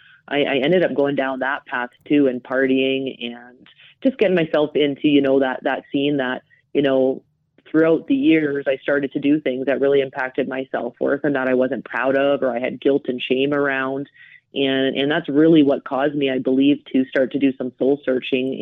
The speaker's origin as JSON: {"language": "English", "town": "Calgary", "region": "Alberta", "country": "Canada", "tie": "born or raised there", "moved": "yes", "lives_now": "Johannesburg, South Africa", "said": "growing up in Calgary, I grew up in a family with an older brother"}